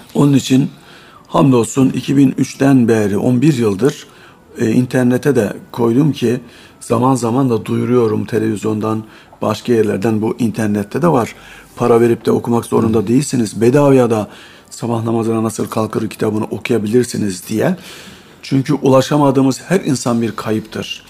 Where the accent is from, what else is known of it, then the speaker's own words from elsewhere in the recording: Bolvadin, Afyonkarahisar, Turkey; moved away; 1962 yılında Afyon'un Bolvadin ilçesinde doğdum. Burada İmam Lisesi'ni bitirdim.